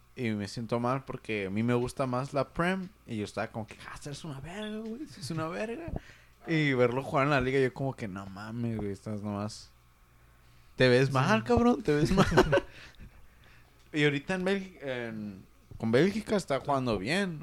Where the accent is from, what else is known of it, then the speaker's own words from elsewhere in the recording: Mexico; como buen mexicano